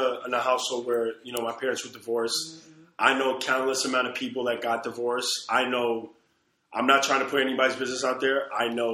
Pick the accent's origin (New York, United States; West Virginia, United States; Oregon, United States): New York, United States; New York City; I grew up here. I grew up in Brooklyn